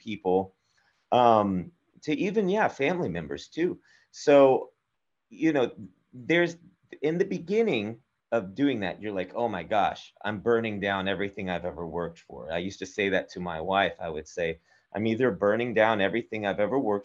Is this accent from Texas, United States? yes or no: yes; Texas, United States; I'm from Texas. I went from Texas to Austria